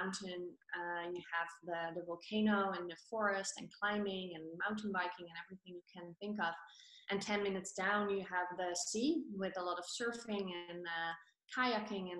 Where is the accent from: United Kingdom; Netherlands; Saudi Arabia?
Netherlands; moved away as an adult; also born or lived in Colombia; now in Tenerife, Spain; I'm from Holland